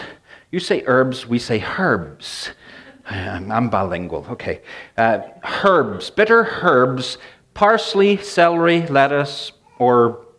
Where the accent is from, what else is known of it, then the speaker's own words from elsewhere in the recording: Northern Ireland, United Kingdom; this is interesting because I grew up in Northern Ireland, and I grew up with, my mother was a great cook, but it was pretty plain stuff.